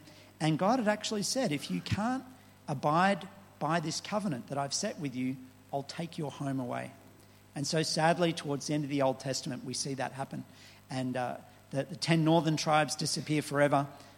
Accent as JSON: {"language": "English", "town": "Bobina", "country": "Benin", "tie": "born or raised there", "also_born_or_lived": "Nigeria", "said": "I was born in Nigeria to missionary parents, and my first home was in a village of some 300 Boko people in northern Benin called Bobina."}